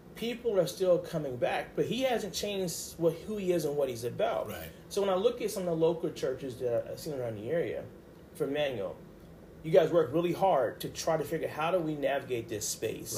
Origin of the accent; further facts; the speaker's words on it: Baltimore, Maryland, United States; also born or lived in Pensacola, Florida; raised in Baltimore City